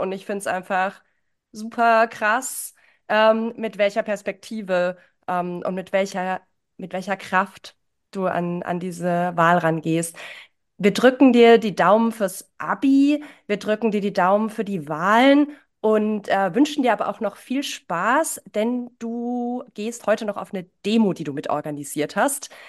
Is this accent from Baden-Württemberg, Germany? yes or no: yes; near Ditzingen, Baden-Württemberg, Germany; Ditzingen kenne ich, ich bin in der Nähe geboren